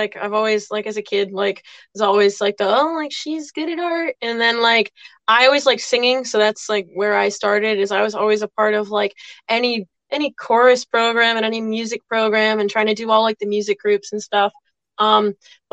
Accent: Westerly, Rhode Island, United States; we're from Westerly, Rhode Island, so we're kind of like right on the border of Connecticut

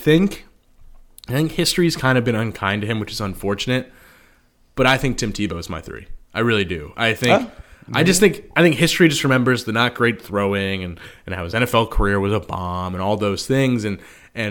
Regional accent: New Jersey, United States; moved away as an adult; I grew up in New Jersey, went to college in Big Ten country

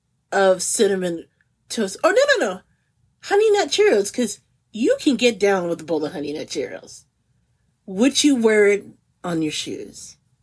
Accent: Midwest, United States; Growing up in the Midwest, ranch is kind of like the de facto condiment, okay?

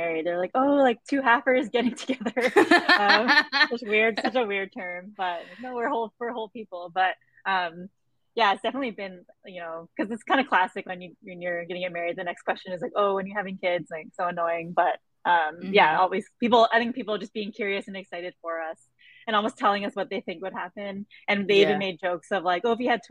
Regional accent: Vancouver, British Columbia, Canada; I grew up in East Vancouver

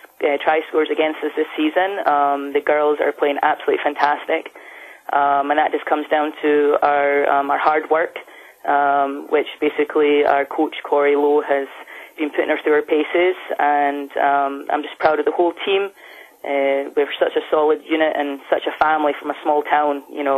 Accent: United States; now in United Kingdom; Well, I'm originally from America, so when I first joined the team, there was two …, so they started calling me …, and then it got shortened to ….

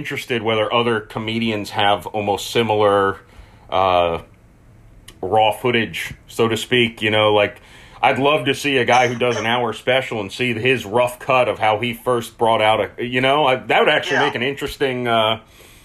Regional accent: Tampa, Florida, United States; even though I'm from Florida, I'm not really a southerner. Tampa Bay is its own little pocket

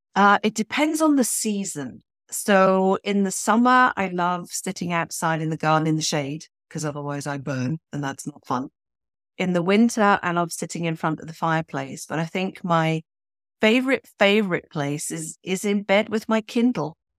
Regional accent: Switzerland; accent: British; moved away as an adult; also born or lived in United Kingdom; now in Toronto, Canada; I grew up in Switzerland in the eighties

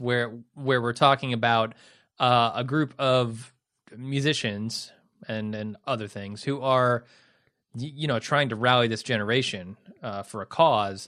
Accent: United States; as an American

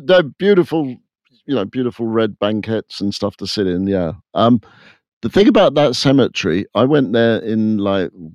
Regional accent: England, United Kingdom; when we were growing up in England in the 70s

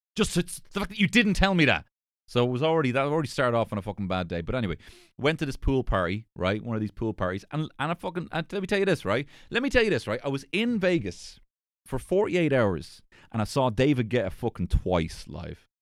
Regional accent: Ireland; being an Irish person.

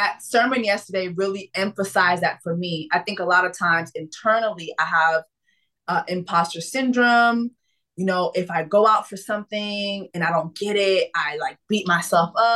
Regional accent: Miami, Florida, United States; I was raised in Miami

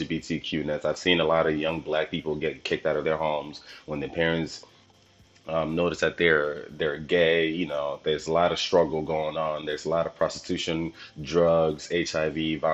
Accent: Nigeria; I'm Nigerian

